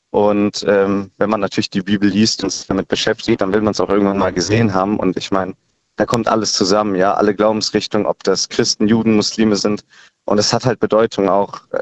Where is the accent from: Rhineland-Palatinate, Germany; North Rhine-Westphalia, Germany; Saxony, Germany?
Rhineland-Palatinate, Germany; ich bin äh, 23 Jahre alt und ich komme aus dem Westerwald, also Hermanner Ecke, genau